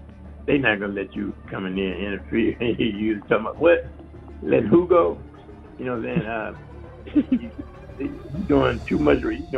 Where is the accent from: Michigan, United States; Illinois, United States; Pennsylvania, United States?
Michigan, United States; Flint; Flint, my hometown